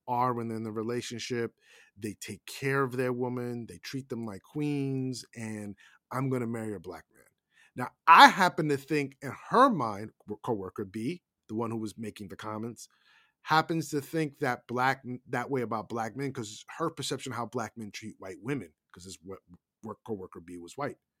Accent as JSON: {"language": "English", "country": "United States", "said": "we as Americans"}